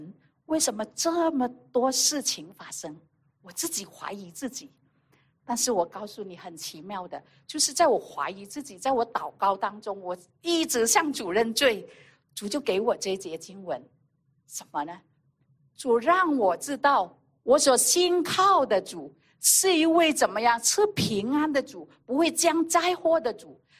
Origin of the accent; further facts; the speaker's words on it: China; 有很多时候在我们的那个传统里面啊，以色列人也好，我们中国人也好